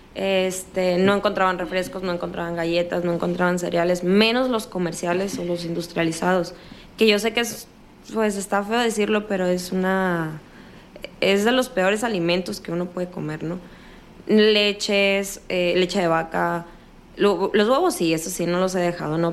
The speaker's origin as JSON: {"language": "Spanish", "region": "northern Mexico", "country": "Mexico", "accent": "norteño"}